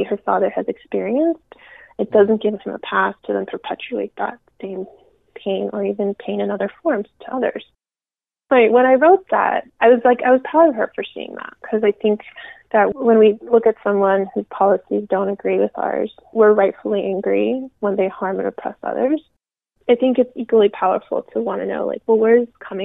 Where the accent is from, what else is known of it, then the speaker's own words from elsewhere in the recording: United States; also born or lived in Peru / Miami, Florida / Rio Grande Valley, Texas; I grew up in Miami and then the Rio Grande Valley